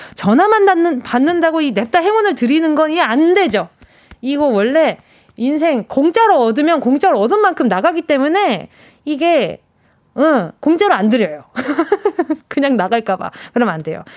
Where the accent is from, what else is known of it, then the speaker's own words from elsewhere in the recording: Busan, South Korea; 제 고향 부산